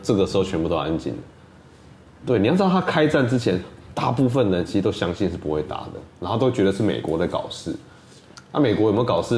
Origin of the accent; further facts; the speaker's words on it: Taiwan; 身为一个台湾人